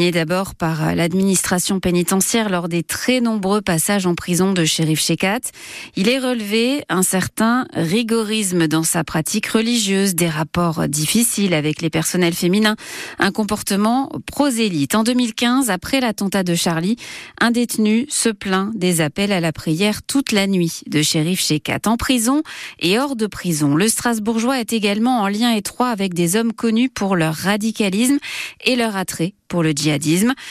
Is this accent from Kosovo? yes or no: yes; Kosovo; now in France; Je suis rome du Kosovo et le Kosovo ne m'accepte pas en tant que rome. On est beaucoup discriminé là-bas.